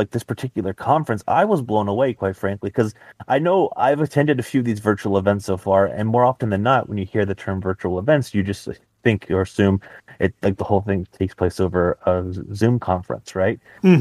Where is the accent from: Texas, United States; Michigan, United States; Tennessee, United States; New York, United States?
Texas, United States; Dallas; I'm from Dallas myself